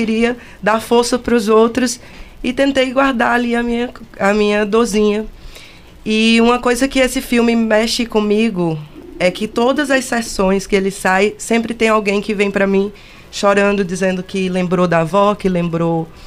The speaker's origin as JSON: {"language": "Portuguese", "town": "Campina Grande", "region": "Paraíba", "country": "Brazil", "said": "Eu Na sou de Campina Grande. Campina Grande, Paraíba."}